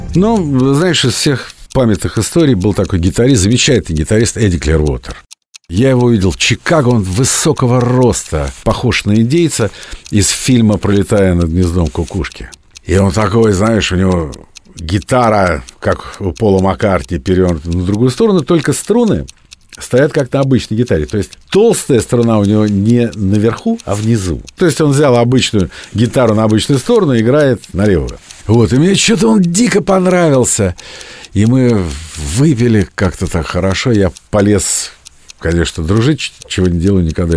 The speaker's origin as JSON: {"language": "Russian", "region": "Moscow", "country": "Russia", "said": "я из самой Москвы"}